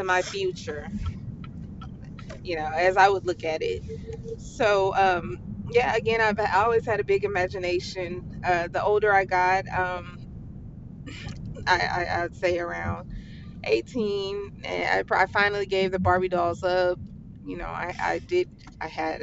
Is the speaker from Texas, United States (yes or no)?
yes; Houston, Texas, United States; I am from Houston, Texas, from a small part of Houston called Acres Home